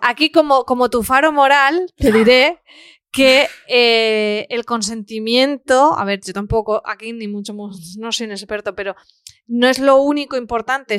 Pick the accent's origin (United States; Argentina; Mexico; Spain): Spain; yo siendo pequeña lo recuerdo, pues imagínate, y eso era aquí en España